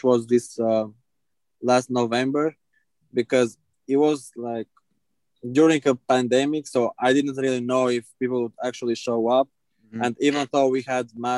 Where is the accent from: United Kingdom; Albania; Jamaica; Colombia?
Albania; English is a second language; moved away as an adult; now in United States; I'm originally from Albania, when I finished high school, I started doing shows